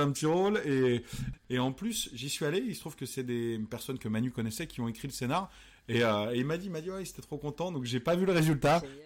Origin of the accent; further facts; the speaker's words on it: Pouzauges, Pays de la Loire, France; also born or lived in Cholet; c'est parce que j'ai grandi là-bas que je suis peut-être aujourd'hui euh, assez créatif